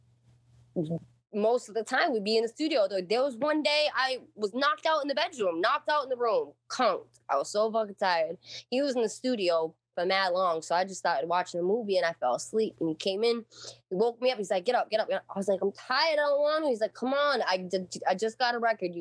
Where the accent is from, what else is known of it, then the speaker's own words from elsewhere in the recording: New Bedford, Massachusetts, United States; I grew up in New Bedford, grew up in the fucking hood